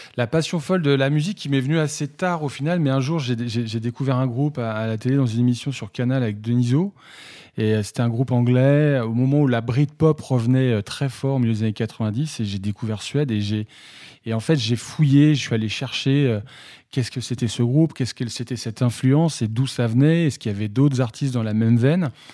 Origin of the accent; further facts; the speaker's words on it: Saint-Brieuc, Brittany, France; à, côté de chez moi à Saint-Brieuc